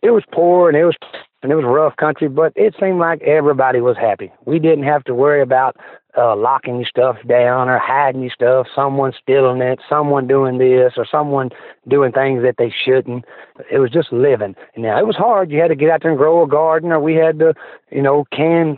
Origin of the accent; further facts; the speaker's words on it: Memphis, Tennessee, United States; I was born in Memphis, Tennessee, St. Joseph Hospital